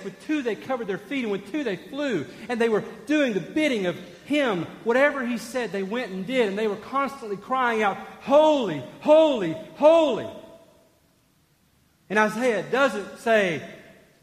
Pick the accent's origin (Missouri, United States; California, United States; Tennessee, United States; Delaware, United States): Tennessee, United States; Sevierville; I grew up in Sevierville, right outside of Gatlinburg.